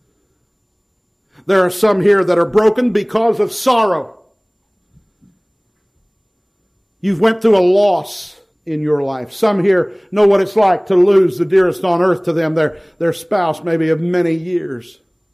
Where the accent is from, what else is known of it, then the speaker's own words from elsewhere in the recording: Ohio, United States; moved away as an adult; now in Nashville, United States; born and raised in Ohio before moving to take the position in Nashville